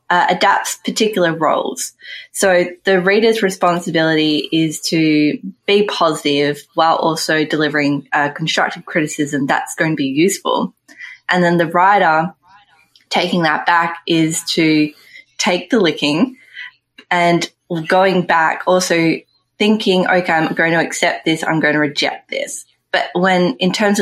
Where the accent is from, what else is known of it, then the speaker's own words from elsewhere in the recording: Australia; we're Australian and not New Zealanders